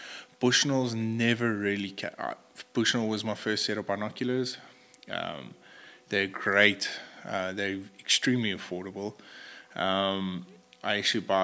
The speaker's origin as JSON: {"language": "English", "country": "South Africa", "said": "as a South African professional hunter"}